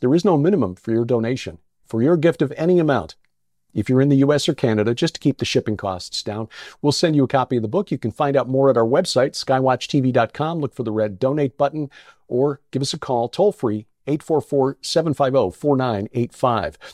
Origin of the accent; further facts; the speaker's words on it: Chicago, Illinois, United States; my hometown